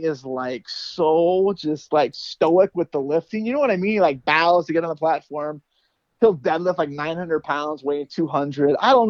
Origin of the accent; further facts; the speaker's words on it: Arizona, United States; I grew up here in Arizona. We had horses as kids and stuff like that.